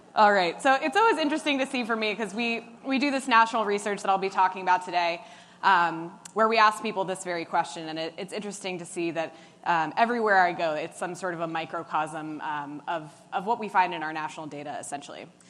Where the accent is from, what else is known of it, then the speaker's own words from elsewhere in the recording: New York City, New York, United States; I'm from New York City.